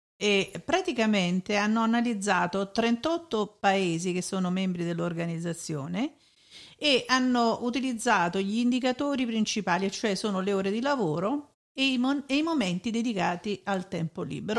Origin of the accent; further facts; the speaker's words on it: Italy; moved away; also born or lived in Germany; sono italiana